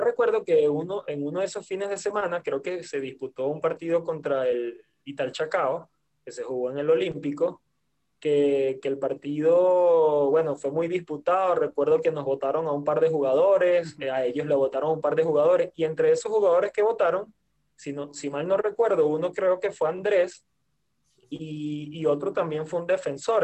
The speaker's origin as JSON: {"language": "Spanish", "country": "Venezuela", "moved": "yes", "said": "en, en mi país"}